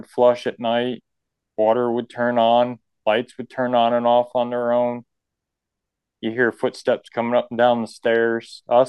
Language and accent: English; New York, United States; now in Breckenridge, United States; I'm actually originally from New York State, is where I grew up.